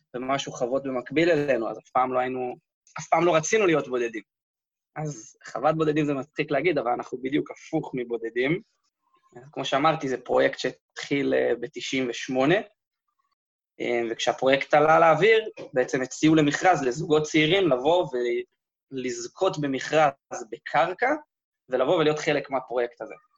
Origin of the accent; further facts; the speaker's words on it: Karmei Avdat farm, Southern District, Israel; אני בתור ילד הייתי קם בבוקר, מאכיל חיות, הולך להאכיל את הסוסים